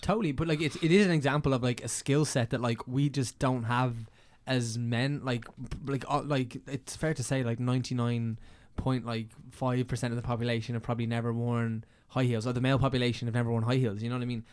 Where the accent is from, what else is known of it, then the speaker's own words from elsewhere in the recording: County Meath, Leinster, Ireland; moved away as an adult; now in Dublin, Ireland; I'm from County Meath